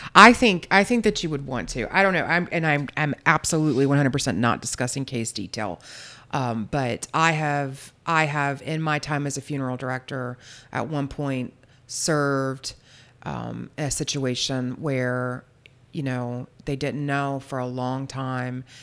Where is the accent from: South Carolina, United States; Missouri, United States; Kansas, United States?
South Carolina, United States; Charleston; I'm from Charleston, South Carolina